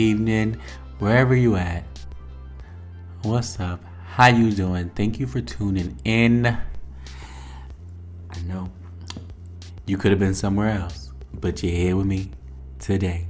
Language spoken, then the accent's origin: English; New Haven, Connecticut, United States; I was born in New Haven, Connecticut at St. Raphael Hospital